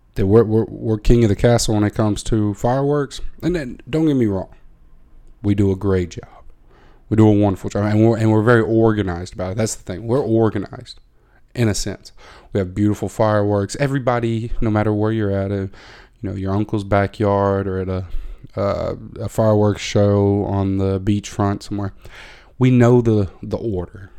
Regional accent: United States; now in Netherlands; I'm an American

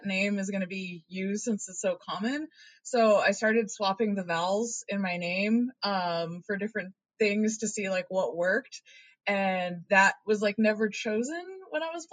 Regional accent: Oregon, United States; moved away; So I'm originally from Oregon

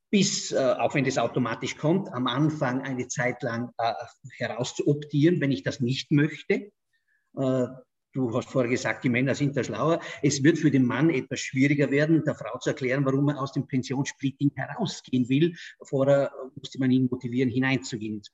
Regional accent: Vorarlberg, Austria; Du weißt, ich komme aus Vorarlberg, die Schweiz ist bei uns sehr nahe.

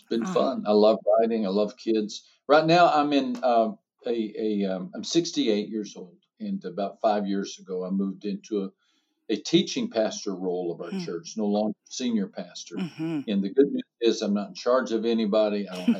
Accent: Texas, United States; also born or lived in San Antonio, Texas / South America; I'm from Texas, although I've lived most of my life in San Antonio, Texas.

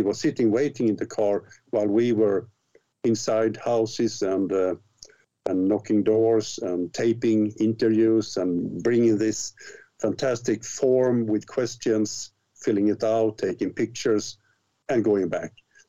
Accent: Mariestad, Västra Götaland, Sweden; I started my own UFO society in my hometown, Mariestad, which is a small town in the south middle of Sweden.

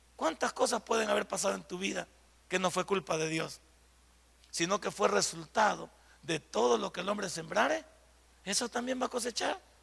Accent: El Salvador; cuando decimos que somos, que somos del Salvador

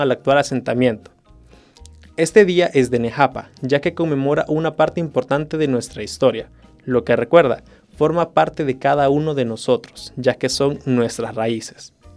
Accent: El Salvador; Como salvadoreños

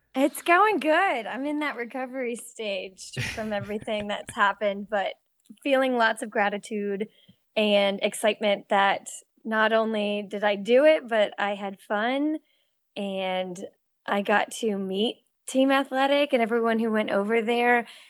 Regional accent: Cape Cod, Massachusetts, United States; also born or lived in Connecticut; now in North Carolina, United States; I grew up swimming in Cape Cod and teaching swim lessons

